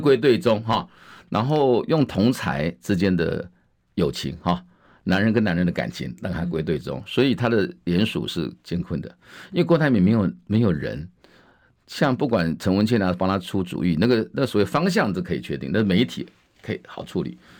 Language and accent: Chinese; Wanli, New Taipei, Taiwan; 我是在万里出生的